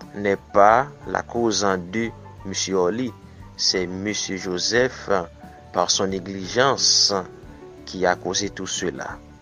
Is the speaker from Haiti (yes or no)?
yes; Haiti; Je suis haïtien